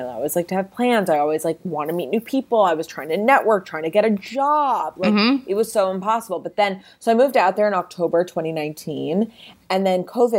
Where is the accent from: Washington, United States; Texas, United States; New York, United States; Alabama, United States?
New York, United States; New York City; moved away as an adult; also born or lived in Los Angeles; I grew up in New York City and I've been here for forever.